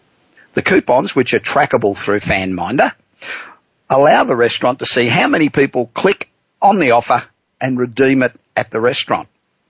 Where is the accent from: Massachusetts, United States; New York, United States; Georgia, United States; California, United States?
California, United States; Los Angeles; coming to you this week from my hometown of Los Angeles.